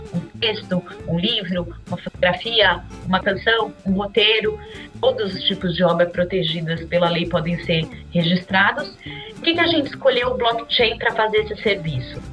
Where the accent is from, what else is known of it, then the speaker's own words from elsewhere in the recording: interior of São Paulo state, Brazil; moved away as an adult; now in São Paulo, Brazil; eu sou do interior de São Paulo e eu tinha acabado de me mudar para São Paulo recém-formada